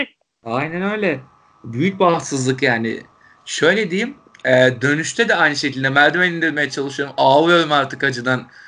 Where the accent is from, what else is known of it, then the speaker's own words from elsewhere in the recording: Turkey; Türkiye'den gelen Türkler olduğumuzu